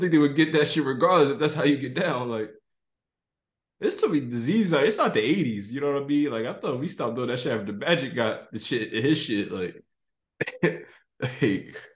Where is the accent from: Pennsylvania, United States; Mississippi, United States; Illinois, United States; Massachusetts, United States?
Pennsylvania, United States; Philadelphia; my hometown, Philadelphia